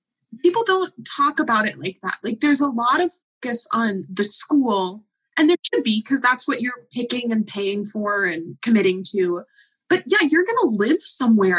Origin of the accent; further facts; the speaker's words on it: Washington, United States; I grew up in Washington